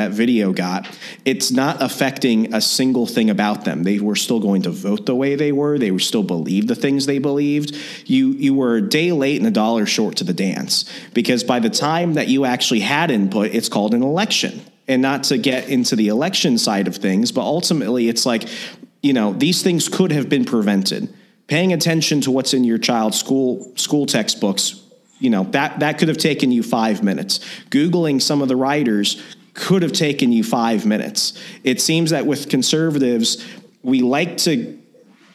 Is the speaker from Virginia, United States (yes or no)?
yes; Virginia, United States; moved away as an adult; now in Wisconsin, United States; I'm originally from Virginia. I just moved here to Wisconsin